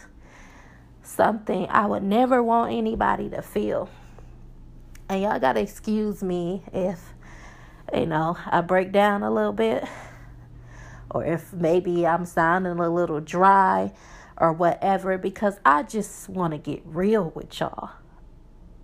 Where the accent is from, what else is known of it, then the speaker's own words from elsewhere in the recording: Milwaukee, Wisconsin, United States; moved away as an adult; now in Texas, United States; We are from Milwaukee, Wisconsin, if you don't know. That's where I'm from